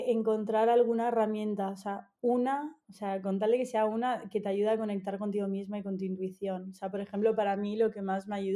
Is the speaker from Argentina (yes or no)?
yes; Argentina; also born or lived in Egypt / Canada; desde pequeña eh, me he estado mudando por el trabajo de mis padres, o sea, yo nací en Egipto, me crié, o sea, 10 años en Argentina, después estuve en Canadá